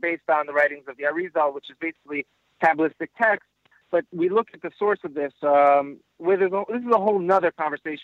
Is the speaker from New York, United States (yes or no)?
yes; New York City, New York, United States; I grew up living in Queens